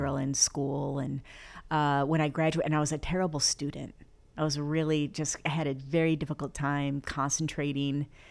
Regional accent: Flint, Michigan, United States; also born or lived in Florida; now in Los Angeles, United States; born and raised in Flint, Michigan

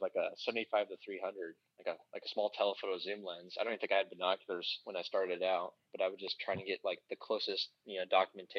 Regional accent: Dayton, Ohio, United States; I'm from Dayton, Ohio.

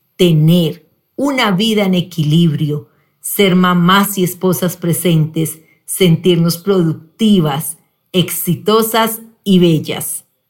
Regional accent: Pereira, Risaralda, Colombia; Nací en Pereira, soy la mayor de tres hermanos

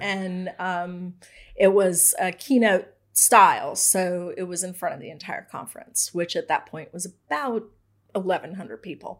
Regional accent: Raleigh, North Carolina, United States; also born or lived in Winston-Salem, North Carolina / Indiana; I've lived here since I was really young. Um, we moved here when I was in third grade.

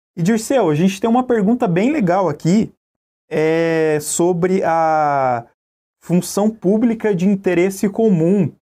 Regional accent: Curitiba, Paraná, Brazil; Como bom curitibano

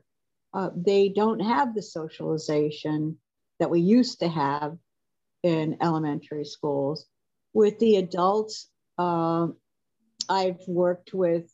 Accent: up on Lake Erie, Pennsylvania, United States; moved away as an adult; now in New Hampshire, United States; I grew up in Pennsylvania.

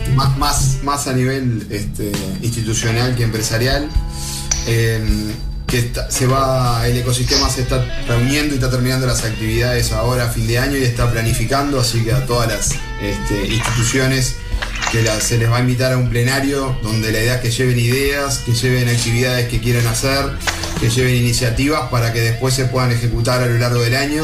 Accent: Rodríguez, Canelones, Uruguay; also born or lived in Montevideo; yo soy el canario cuando voy a Montevideo y a mucho orgullo y seguiré siendo el canario, es más, yo vivo, soy de una zona rural. En Rodríguez

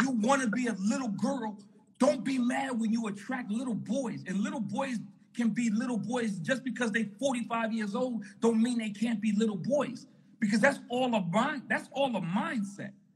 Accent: New York City, New York, United States; I'm from Harlem, New York

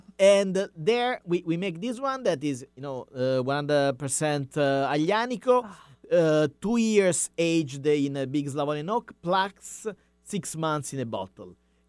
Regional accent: Campania, Italy; moved away; I'm coming from south. I was born in Campania.

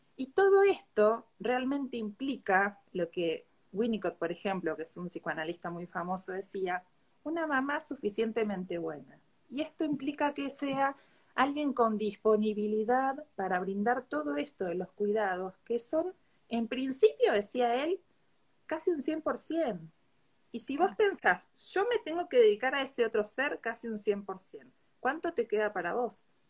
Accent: Bahía Blanca, Buenos Aires Province, Argentina; yo soy de Bahía Blanca, sí, vivo bastante lejos de donde estás vos

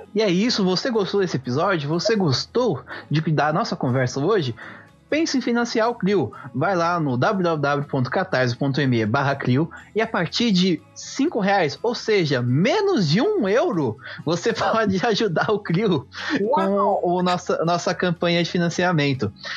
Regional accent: Brazil; eu como brasileiro, eu como é, de uma cultura luso-brasileira

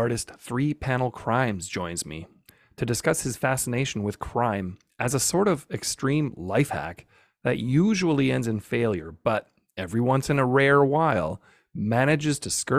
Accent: Canada; I'm Canadian. So, us Canadians aren't super heavy duty soccer fans or football fans

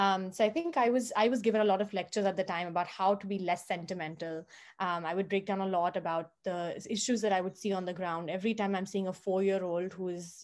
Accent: Maharashtra, India; also born or lived in Osmanabad / Latur / Yavatmal / Nagpur; I grew up in, not in Mumbai, but actually in small towns across the state of Maharashtra

